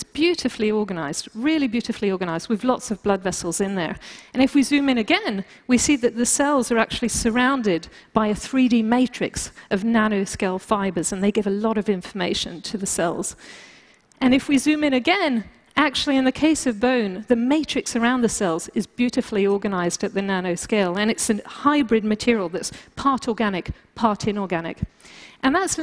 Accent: France; moved away; also born or lived in United Kingdom; being British and also growing up in France

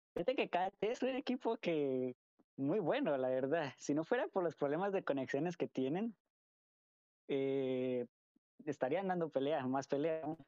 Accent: Colombia; moved away as an adult; also born or lived in United States; yo soy de Colombia. pero por el momento pues estaba viviendo en Estados Unidos por unos años. Pero sí, sí soy 100% colombiano

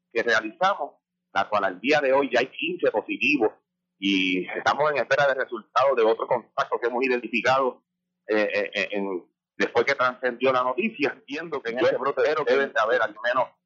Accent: Yauco, Puerto Rico; Yo soy residente de Yauco

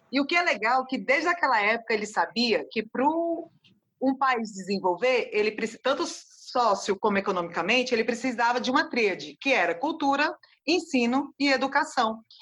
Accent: Ceará, Brazil; sou cearense

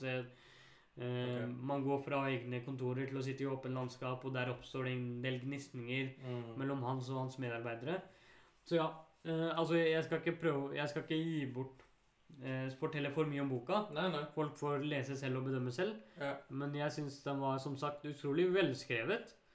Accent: Bærum, Akershus, Norway; der jeg vokste opp, i Bærum

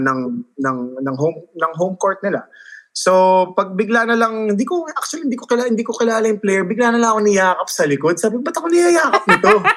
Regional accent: United States; moved away as an adult; now in Philippines; pinanganak ako sa States. Tapos, nung college, nag-college na ako doon lahat-lahat

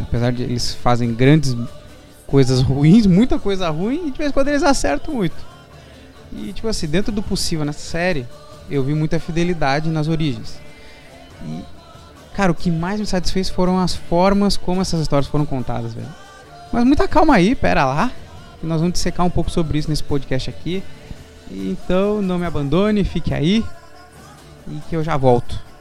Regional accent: Brazil; eu sou brasileiro

